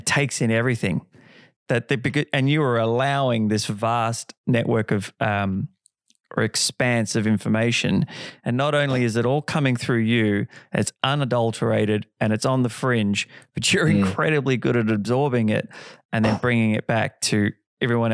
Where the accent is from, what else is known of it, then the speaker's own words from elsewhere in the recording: Perth, Western Australia, Australia; moved away; I'm originally from Perth